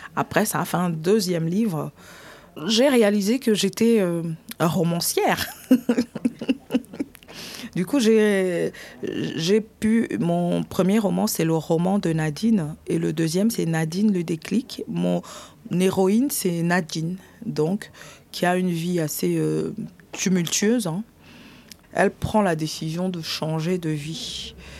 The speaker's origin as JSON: {"language": "French", "town": "Yaoundé", "region": "Centre", "country": "Cameroon", "tie": "born or raised there", "moved": "as an adult", "lives_now": "Colombes, France", "said": "je suis née au Cameroun, dans la ville euh, de Yaoundé"}